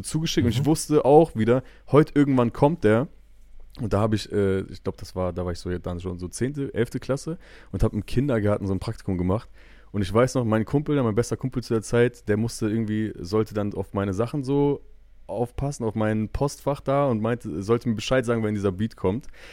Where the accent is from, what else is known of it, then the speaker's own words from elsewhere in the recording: Bielefeld, North Rhine-Westphalia, Germany; als Bielefelder